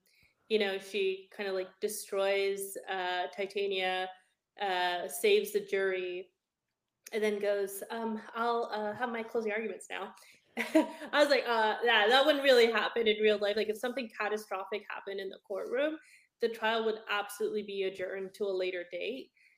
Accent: Canada; So I'm a Canadian lawyer. We don't have district attorneys, but what I understand is that district DA offices prosecute like criminals on behalf of the district. In Canada, our version of that is basically called a crown attorney

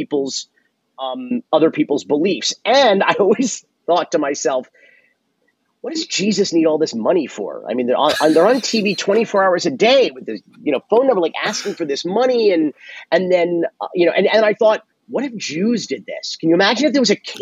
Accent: Miami, Florida, United States; I was born Jewish in Miami. I suppose I was raised Jewish

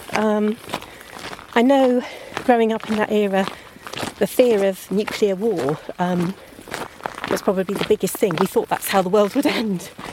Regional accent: Pangbourne, South East England, United Kingdom; also born or lived in Greenham; I did some of my growing up in Pangbourne, um, beside the River Pang

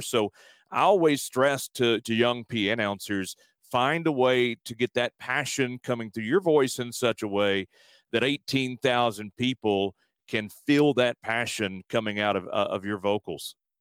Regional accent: Alabama, United States; also born or lived in San Antonio; now in Houston, United States; back in my home state of Alabama

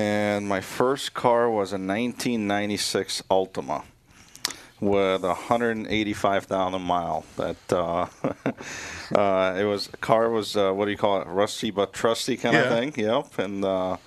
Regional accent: Beirut, Beirut Governorate, Lebanon; now in Minnesota, United States; I grew up in Beirut.

